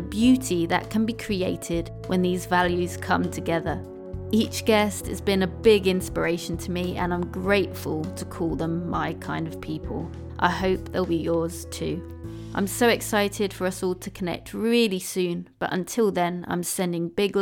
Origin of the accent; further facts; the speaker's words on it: England, United Kingdom; we are English